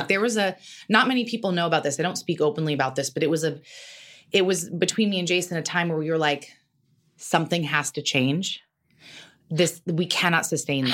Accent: Carmel, California, United States; also born or lived in New York; now in Los Angeles, United States; I grew up in Carmel

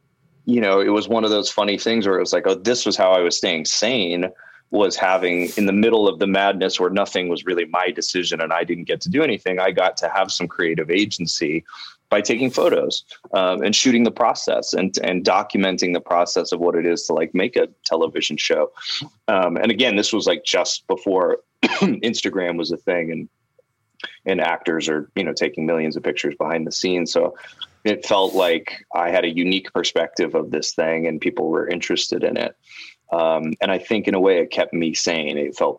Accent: Canada; now in Los Angeles, United States; I'm Canadian, so I couldn't work in Los Angeles.

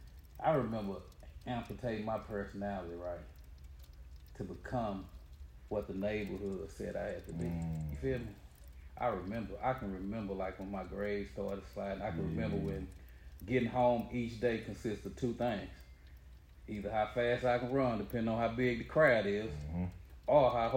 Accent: Dallas, Texas, United States; growing up in East Dallas at that time

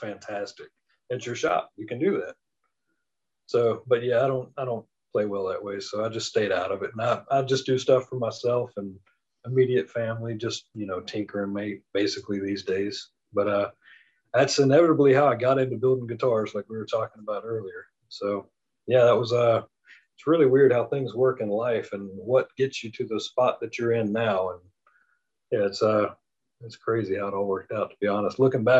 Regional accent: the South, United States; I'm from the South, 13 miles from the school is nothing.

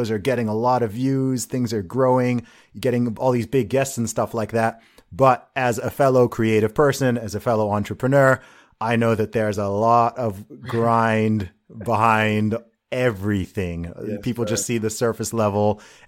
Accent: Saudi Arabia; I grew up in Saudi Arabia. I feel like my experience was very similar in that regard in terms of true diversity.

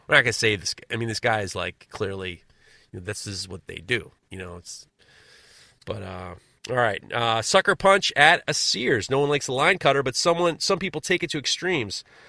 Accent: New York, United States; As a New Yorker

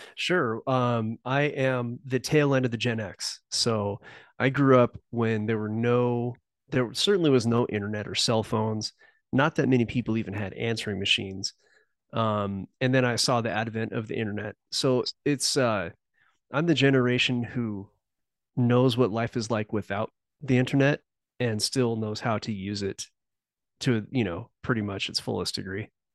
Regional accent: Southern California, United States; moved away; I was born in Southern California. I now live in the mountain region

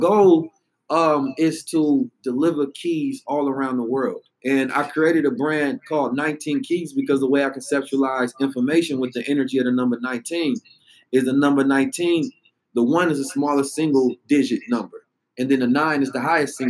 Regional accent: United States; also born or lived in Oakland, California / St. Louis, Missouri; I grew up in Oakland and St. Louis

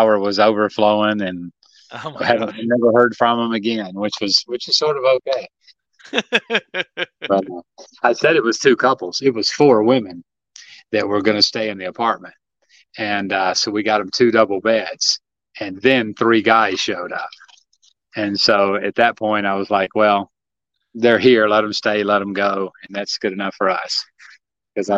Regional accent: Tennessee, United States; moved away; I grew up in Tennessee

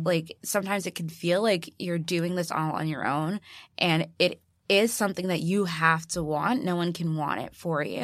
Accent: Chicago, Illinois, United States; born or raised there

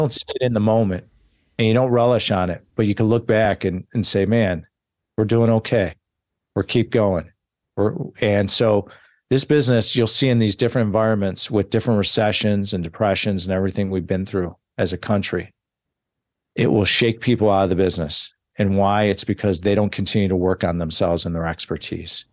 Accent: Chicago, Illinois, United States; moved away as an adult; now in Newport Beach, United States; I'm a Chicago kid.

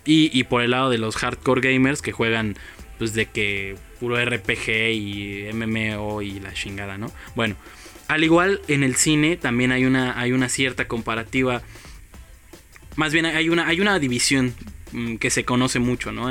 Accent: Mexico City, Mexico; como chilangos

